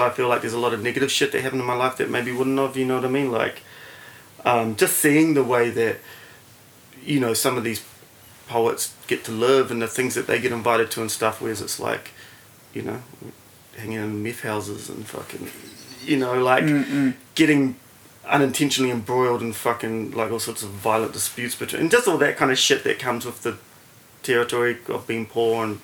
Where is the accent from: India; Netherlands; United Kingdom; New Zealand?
New Zealand; Auckland; also born or lived in Melbourne; I grew up in Grey Lynn in central Auckland.